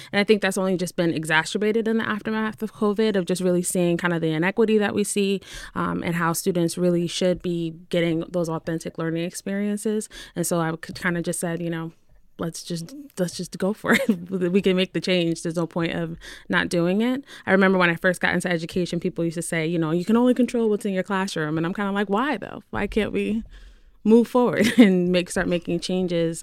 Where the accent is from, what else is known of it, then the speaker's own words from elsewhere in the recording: New Haven, Connecticut, United States; also born or lived in Windsor, Connecticut; I'm originally from New Haven, so that's where I grew up